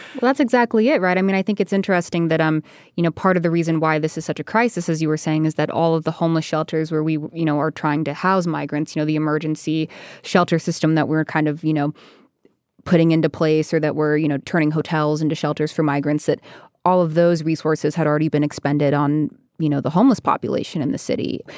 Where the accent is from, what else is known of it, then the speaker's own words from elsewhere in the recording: Arizona, United States; I'm from Arizona